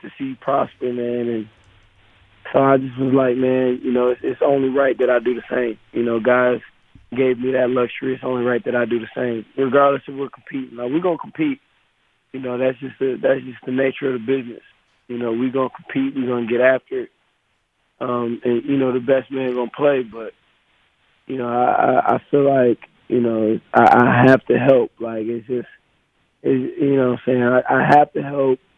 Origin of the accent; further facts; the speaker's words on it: Wisconsin, United States; I'm from Wisconsin